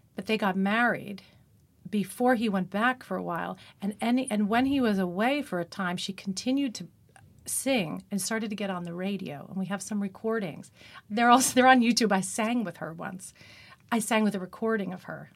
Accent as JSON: {"language": "English", "area": "Long Island", "region": "New York", "country": "United States", "also_born_or_lived": "Manhasset", "accent": "Long Island", "said": "I was from Long Island"}